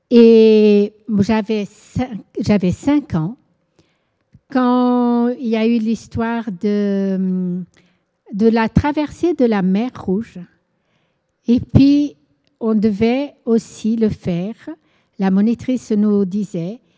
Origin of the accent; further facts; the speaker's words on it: Angola; Je suis née en Angola et j'ai vécu 17 ans. Mes parents étaient portugais, c'était une colonie portugaise, l'Angola avant, et nous avons vécu là-bas 17 ans, moi.